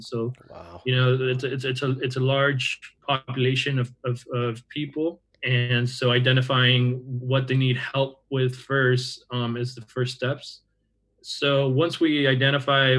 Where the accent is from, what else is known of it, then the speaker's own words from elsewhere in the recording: Orange County, California, United States; moved away as an adult; now in Santa Cruz, United States; I'm actually originally from Orange County.